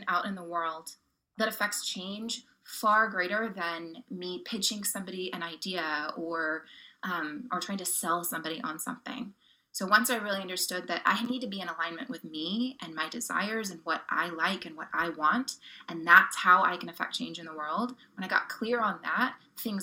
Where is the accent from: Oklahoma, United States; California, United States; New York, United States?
Oklahoma, United States; My upbringing, I grew up in Oklahoma